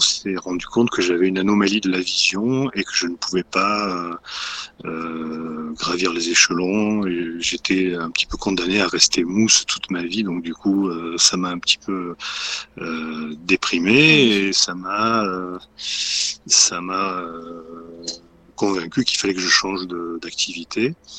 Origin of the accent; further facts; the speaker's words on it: Marseille, Provence-Alpes-Côte d'Azur, France; moved away as an adult; also born or lived in Paris; j'ai quitté ensuite le sud de la France parce que je suis originaire de Marseille